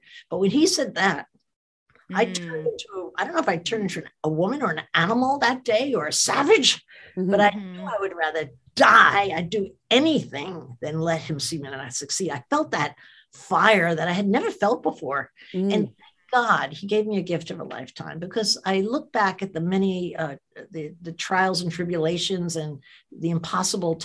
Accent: New Jersey, United States; I was a kid from New Jersey

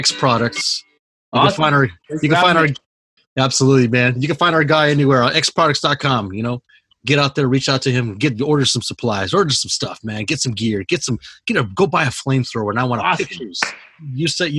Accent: Oregon, United States; now in Washington, United States; my home state

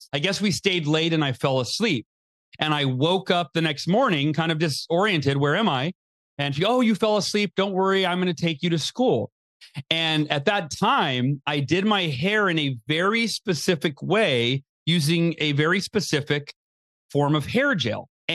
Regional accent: Oakhurst, California, United States; born or raised there

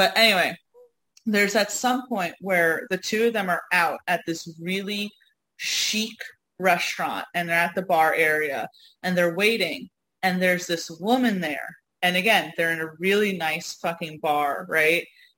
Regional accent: Northeast, United States; My accent gives me away. I was just talking the other day how there was one time I was down in Arkansas with you, and we were at stage, and I think I was checking out, and the woman instantly was like, oh, so what part of the Northeast are you from?

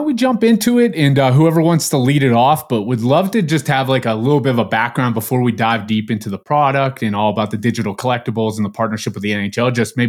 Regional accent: Pennsylvania, United States; moved away; I'm from Pennsylvania originally, hence the Pittsburgh Penguins hat.

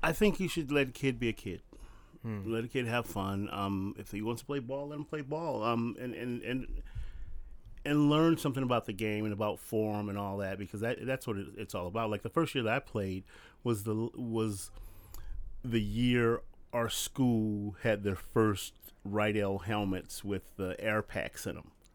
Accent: Compton, California, United States; when we moved to Compton, we were the second black family on our street

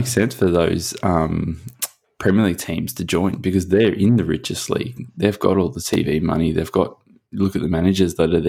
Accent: Liverpool, North West England, United Kingdom

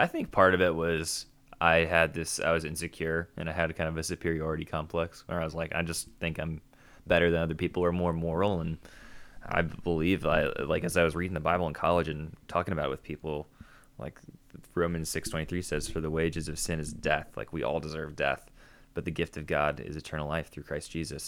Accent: Chicago, Illinois, United States; I'm from Chicago

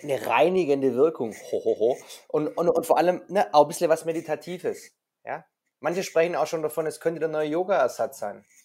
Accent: Swabia, Germany; ich als Schwabe

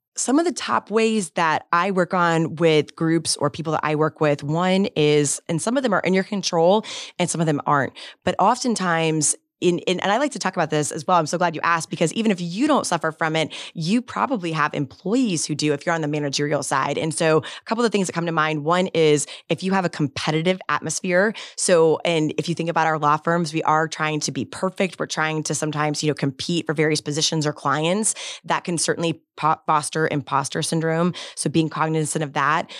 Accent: Bradenton, Florida, United States; also born or lived in Tallahassee, Florida; native Floridian, born and raised in Bradenton, Florida

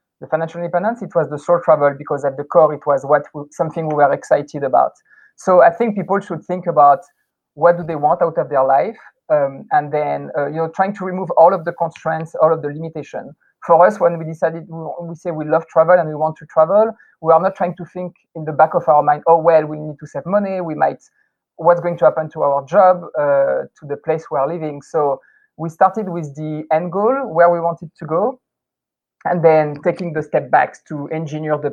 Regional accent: France; moved away as an adult; also born or lived in California, United States; now in Taiwan; growing up in France

